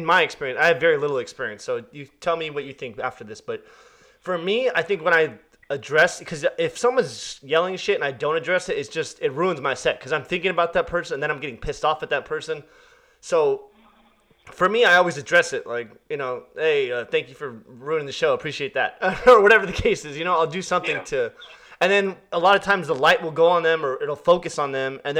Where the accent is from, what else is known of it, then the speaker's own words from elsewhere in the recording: Arcadia, California, United States; I grew up in Arcadia